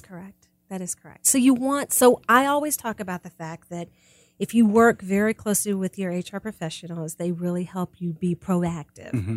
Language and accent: English; Kansas City, United States; moved away; also born or lived in Georgia; I grew up in Kansas City